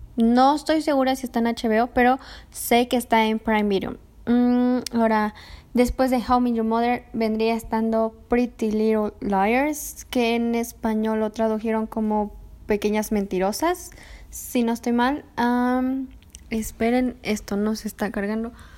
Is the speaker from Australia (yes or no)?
no; Mexico City, Mexico; soy de Ciudad de México